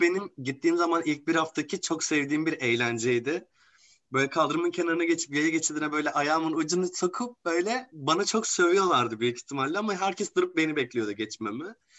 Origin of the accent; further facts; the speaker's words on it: Gaziantep, Turkey; ben Gaziantep'liyim aslan ve dünyanın gastronomi şehri bizim şehrimiz